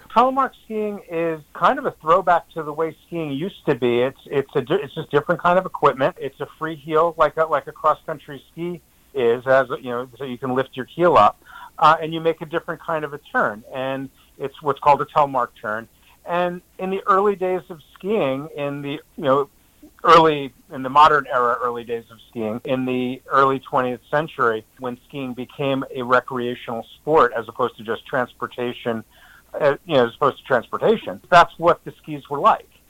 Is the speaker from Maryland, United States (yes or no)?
no; New Jersey, United States; now in Waitsfield, United States; I've been skiing since I was two years old, growing up in New Jersey